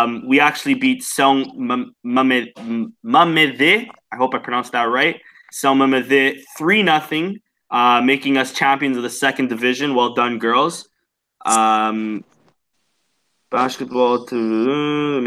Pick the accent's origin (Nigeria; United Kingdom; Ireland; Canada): Canada; I'm Canadian